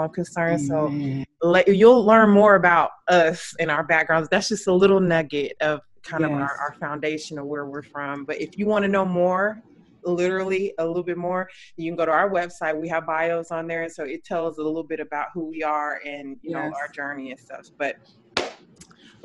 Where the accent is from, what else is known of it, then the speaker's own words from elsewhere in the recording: Odessa Midland area, West Texas, United States; now in Houston, United States; I'm originally from West Texas, like the Odessa Midland area.